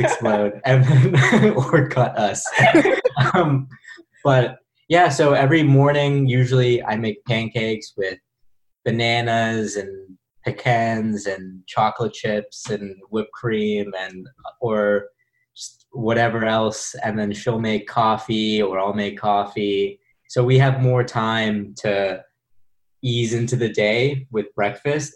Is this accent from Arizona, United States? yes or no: no; Bay Area, California, United States; also born or lived in Los Angeles; now in New York, United States; I'm from the Bay Area